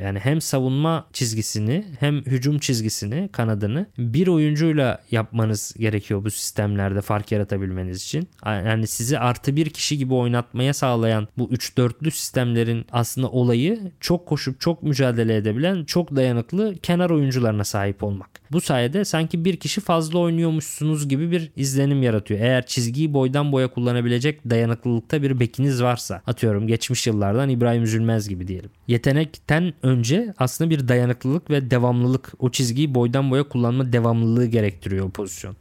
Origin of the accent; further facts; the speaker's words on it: Lüleburgaz, Kırklareli, Turkey; ben de Lüleburgazlıyım. Edirne Lüleburgaz bizim oralar var.